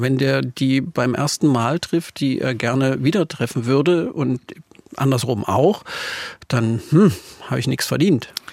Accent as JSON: {"language": "German", "region": "Saxony", "country": "Germany", "accent": "Saxon", "said": "meine sächsisch geprägten Ohren"}